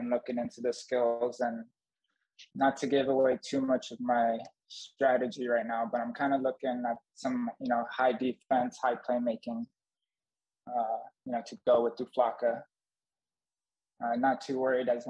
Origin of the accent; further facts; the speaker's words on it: Los Angeles, California, United States; I'm from Los Angeles, kind of moved all around Southern California growing up